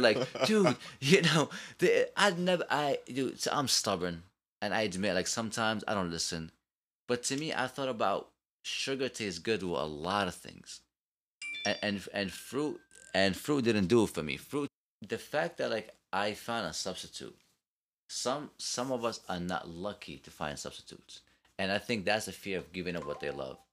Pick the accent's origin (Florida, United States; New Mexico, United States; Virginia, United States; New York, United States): New York, United States; I'm from New York, I talk fast